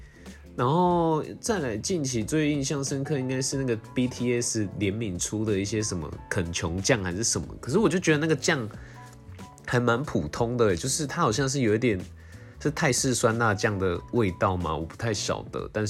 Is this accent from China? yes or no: no; Tainan, Taiwan; 因为我很喜欢咸甜咸甜，可能就是也是因为我是台南人之类的，就蛮喜欢吃芋头派的。